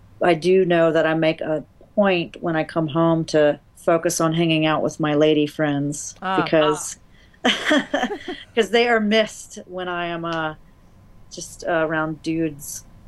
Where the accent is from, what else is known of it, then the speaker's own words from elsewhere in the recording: the South, United States; I'm from the South, so I've been called, you know, Sweetie and Darling my whole life.